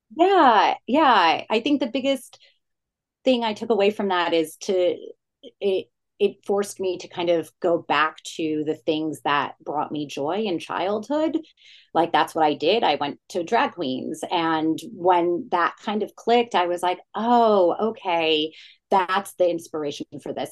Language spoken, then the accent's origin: English; New Jersey, United States; I'm from New Jersey. So it was very much an ode to my childhood growing up in the suburbs of New York City, growing up in an Italian Jewish family in Jersey